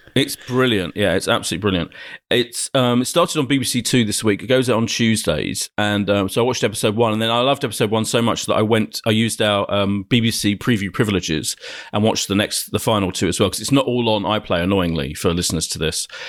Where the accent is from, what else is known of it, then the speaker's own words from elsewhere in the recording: Ilford, London, United Kingdom; also born or lived in Clapton, London; Ilford in Essex is where I grew up